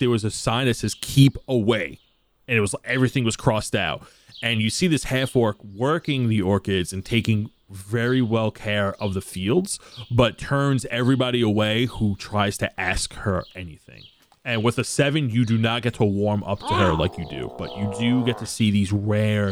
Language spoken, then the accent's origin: English; New York City, New York, United States; I'm a Gindaloo from Brooklyn.